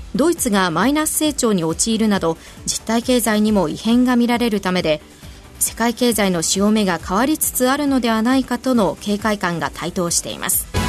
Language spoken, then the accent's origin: Japanese; Aichi, Japan; 地元が愛知でうなぎの産地なのでもう小さい頃から食べてましたよ